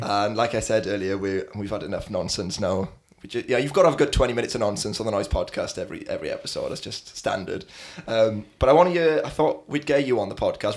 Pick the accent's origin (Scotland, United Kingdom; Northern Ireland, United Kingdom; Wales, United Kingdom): Wales, United Kingdom; South; I lived in South Wales